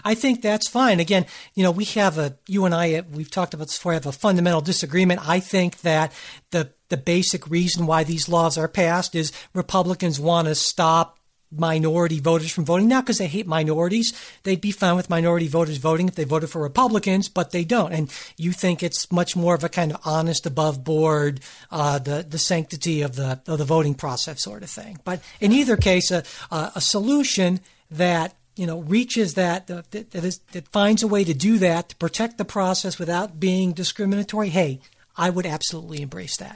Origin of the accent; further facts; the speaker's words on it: Cleveland, Ohio, United States; my hometown team, the Cleveland Cavaliers